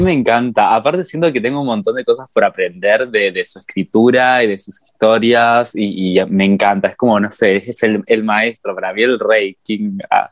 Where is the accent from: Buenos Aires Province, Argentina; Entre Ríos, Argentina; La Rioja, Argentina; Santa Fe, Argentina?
Entre Ríos, Argentina; moved away as an adult; now in Córdoba, Argentina; yo cuando me mudé acá a Córdoba, yo soy de Entre Ríos, cuando me mudé a Córdoba